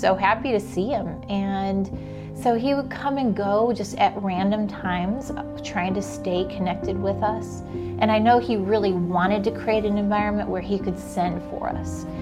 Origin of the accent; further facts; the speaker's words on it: Chicago, Illinois, United States; now in Alabama, United States; Born and raised in Chicago, and my parents divorced when I was five